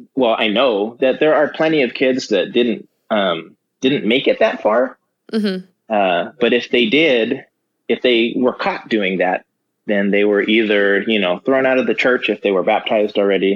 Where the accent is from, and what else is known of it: Simi Valley, California, United States; born or raised there; also born or lived in Los Angeles